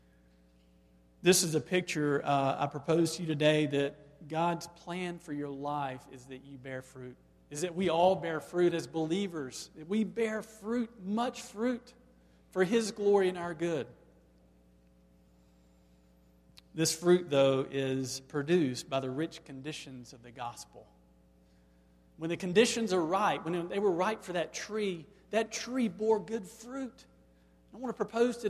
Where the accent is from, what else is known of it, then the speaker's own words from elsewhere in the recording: Black, Alabama, United States; growing up in Black, Alabama